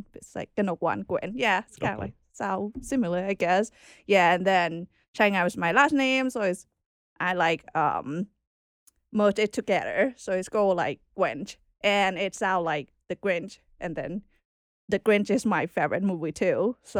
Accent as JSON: {"language": "English", "region": "Bangkok", "country": "Thailand", "tie": "born or raised there", "moved": "as an adult", "said": "I was born in Bangkok, Thailand. Okay. Yeah, capital. Born and raised there for like 25 years."}